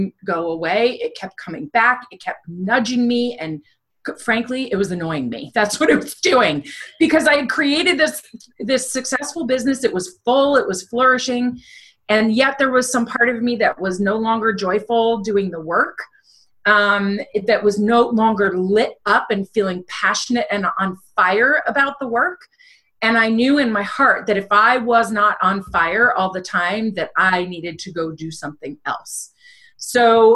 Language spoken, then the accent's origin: English; United States; moved away as an adult; now in the American South; I grew up right outside New York City